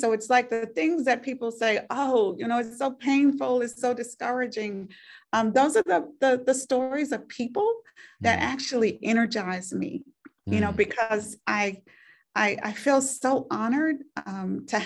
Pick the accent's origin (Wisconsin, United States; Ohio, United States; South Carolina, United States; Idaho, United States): South Carolina, United States; Spartanburg; I was born in Spartanburg, South Carolina